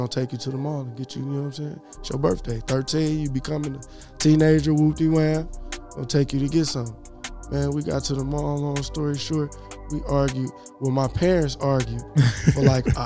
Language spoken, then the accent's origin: English; Detroit, Michigan, United States; I'm from Joy Road, west side of Detroit, Michigan